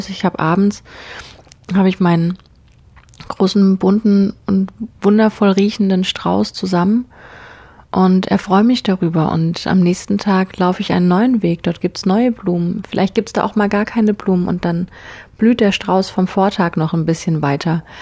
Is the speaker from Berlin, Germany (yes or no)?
no; Konstanz, Baden-Württemberg, Germany; Ich bin in Konstanz in meiner Heimatstadt losgelaufen